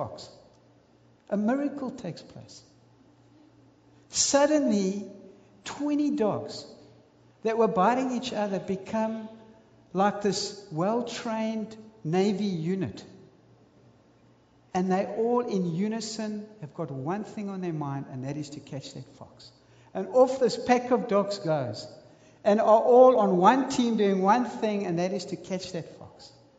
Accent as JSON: {"language": "English", "country": "South Africa", "said": "my country, South Africa"}